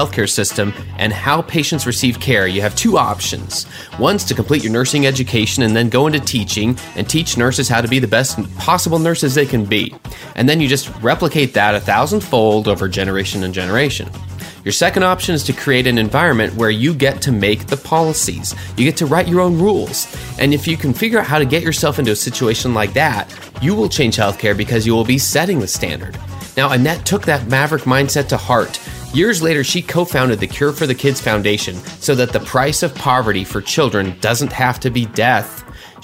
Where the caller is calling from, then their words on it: Phoenix, Arizona, United States; I'm calling in from Phoenix.